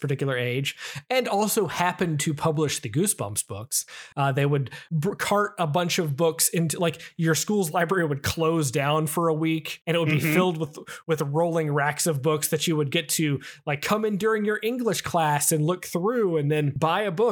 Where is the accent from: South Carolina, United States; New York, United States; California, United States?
South Carolina, United States; Rock Hill; It's my hometown